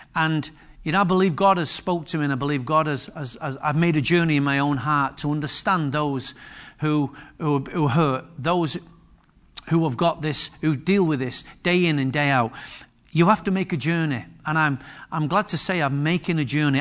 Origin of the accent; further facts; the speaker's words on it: Manchester, North West England, United Kingdom; also born or lived in Wythenshawe / Moss Side; But I was born in Higher Openshaw, Manchester. And I've been raised in some of the most posher parts of Manchester that you could ever imagine.